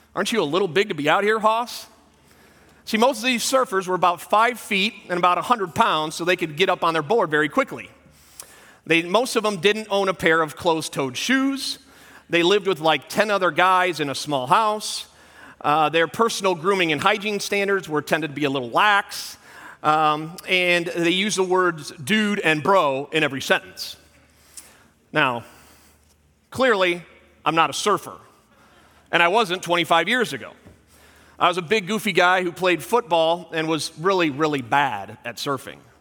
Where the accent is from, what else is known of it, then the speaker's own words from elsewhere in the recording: Southern California, United States; moved away; I grew up in Southern California